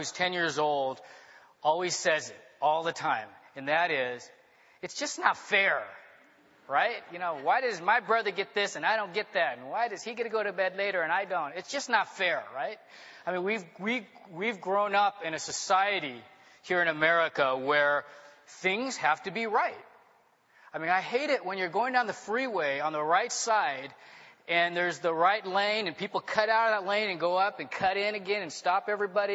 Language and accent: English; Long Beach, California, United States; also born or lived in Hong Kong; So I grew up in Long Beach in a very middle-class, normal family.